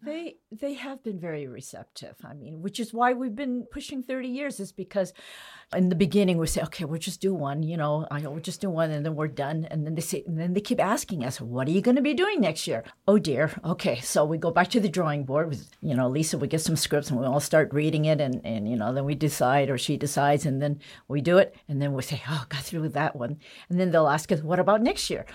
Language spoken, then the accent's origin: English; United States; Growing up Chinese American, you know, my parents always referred to home as China, whereas home for me is America.